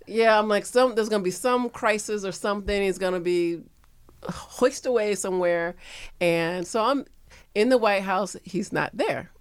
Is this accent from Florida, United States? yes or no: yes; Florida, United States; moved away; I'm from Florida